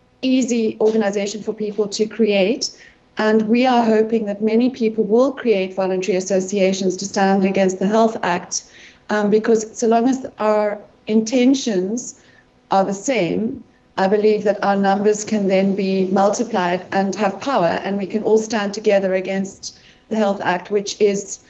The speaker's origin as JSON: {"language": "English", "country": "South Africa"}